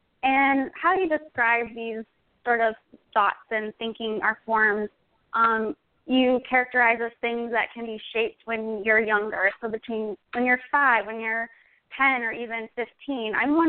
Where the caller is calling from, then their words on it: Chicago, Illinois, United States; I'm calling from Chicago.